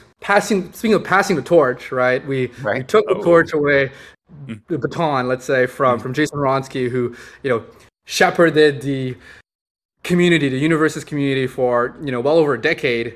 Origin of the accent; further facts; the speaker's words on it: Montreal, Quebec, Canada; I grew up in Montreal, up in Canada